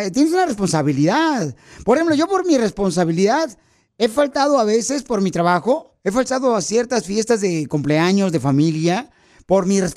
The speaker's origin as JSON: {"language": "Spanish", "country": "Ecuador", "moved": "yes", "lives_now": "United States", "said": "De Ecuador"}